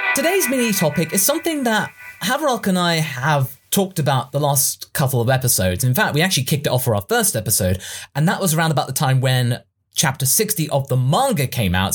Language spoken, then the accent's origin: English; England, United Kingdom; we English people